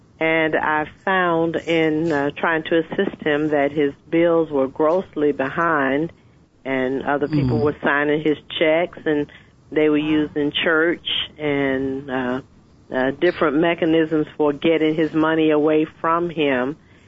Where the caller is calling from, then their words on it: Atlanta, Georgia, United States; I'm telephoning from Atlanta.